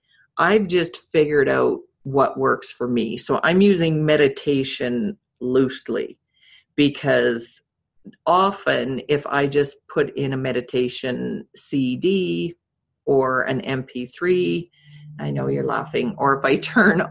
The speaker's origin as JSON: {"language": "English", "region": "Saskatchewan", "country": "Canada", "tie": "born or raised there", "said": "I'm dating myself back to the 70s growing up in Saskatchewan"}